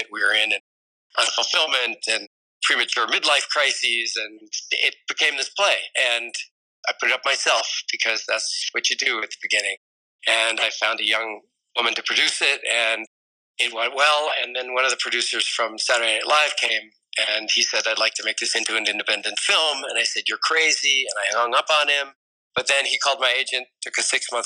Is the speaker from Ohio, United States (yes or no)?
yes; Columbus, Ohio, United States; moved away as an adult; also born or lived in Evanston, Illinois; now in New York City, United States; I grew up in Columbus, Ohio